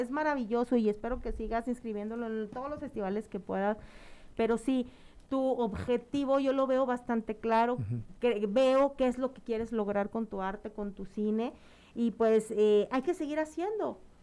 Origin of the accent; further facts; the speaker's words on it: Mexico; los mexicanos somos de muy de comedia